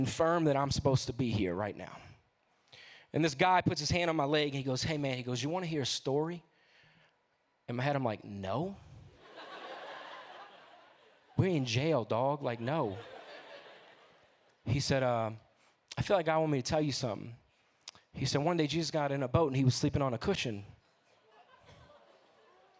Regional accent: New Orleans, Louisiana, United States; I'm from New Orleans.

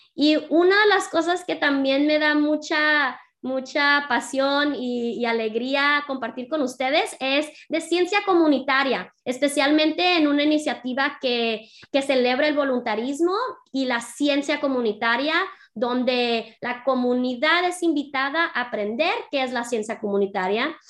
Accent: San Diego, California, United States; Nací y crecí en San Diego. Mis padres son de Jalisco, Guadalajara

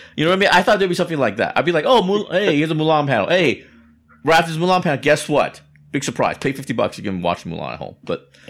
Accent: Taiwan; moved away; My home country, Taiwan.

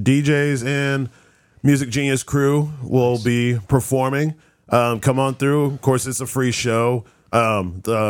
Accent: Broken Arrow, Oklahoma, United States; I grew up in Broken Arrow

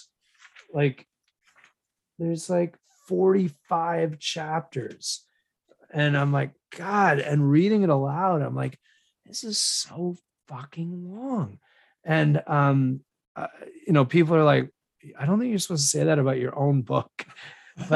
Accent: West Vancouver, British Columbia, Canada; my hometown of West Vancouver

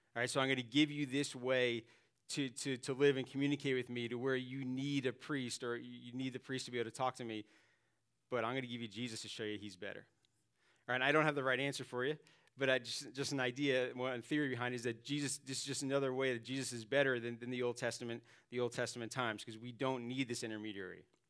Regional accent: New York City, New York, United States; moved away; I grew up in Staten Island, New York, and, uh, every once in a while the accent kicks

